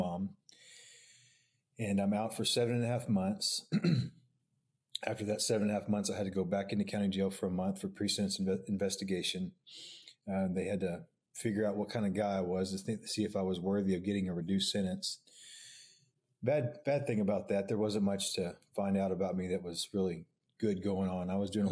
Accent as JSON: {"language": "English", "town": "Oklahoma City", "region": "Oklahoma", "country": "United States", "tie": "born or raised there", "said": "I grew up here in Oklahoma City, Northwest OKC"}